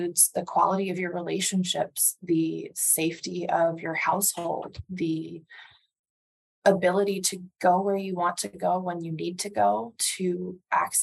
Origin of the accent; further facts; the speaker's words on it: Andover, Massachusetts, United States; I grew up outside of Boston with parents that were not from the Boston area